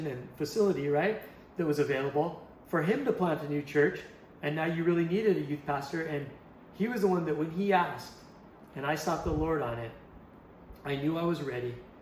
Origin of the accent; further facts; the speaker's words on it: Hawaii, United States; moved away as an adult; also born or lived in Hermosa Beach, California; I grew up in Hawaii